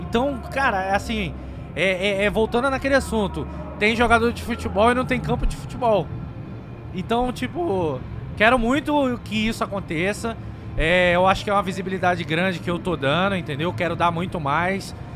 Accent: Rio de Janeiro, Brazil; eu sou carioca.

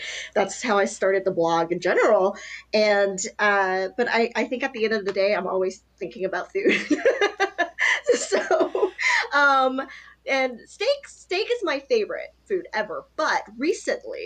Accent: Duluth, Georgia, United States; English is a second language; also born or lived in Taiwan; I grew up in Duluth

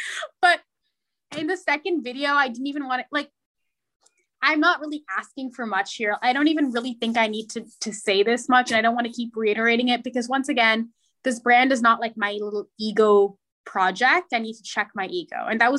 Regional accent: India; So I had to say, well, I'm Indian.

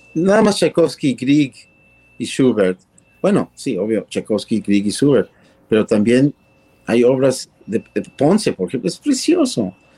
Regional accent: Mexico

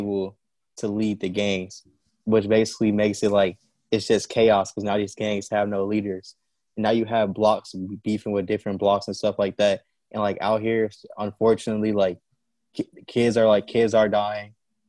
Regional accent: Chicago, Illinois, United States; Honestly, the way growing up out here, honestly, I just say cold, it's fun.

